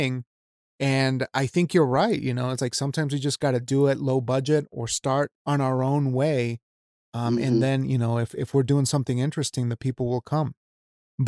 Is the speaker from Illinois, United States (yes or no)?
no; Wyoming, United States; I'm from Wyoming. I'm Mexican, but like I was raised in the state of Wyoming where nothing happens.